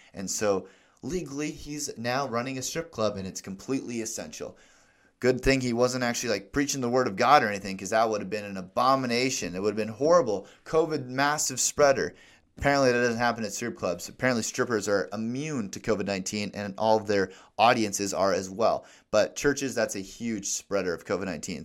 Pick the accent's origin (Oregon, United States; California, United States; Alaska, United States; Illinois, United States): Alaska, United States; I'm from Alaska